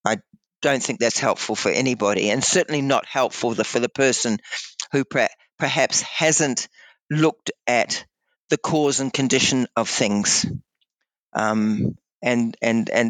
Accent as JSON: {"language": "English", "country": "New Zealand", "tie": "born or raised there", "moved": "yes", "lives_now": "Blue Mountains, Australia", "said": "I had been born and bred in New Zealand"}